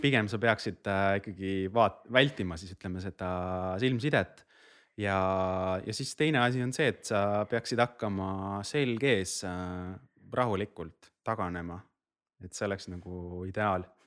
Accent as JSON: {"language": "Estonian", "town": "Rapla", "region": "Rapla County", "country": "Estonia", "tie": "born or raised there", "said": "ma olen ise Raplast pärit"}